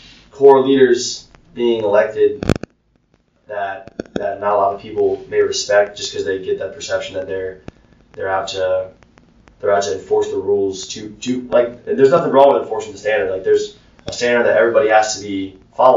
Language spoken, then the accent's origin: English; Clifton Park, New York, United States; moved away as an adult; also born or lived in Albany, New York; now in Charleston, United States; I am from Clifton Park, New York. I went to a small military high school in Albany, New York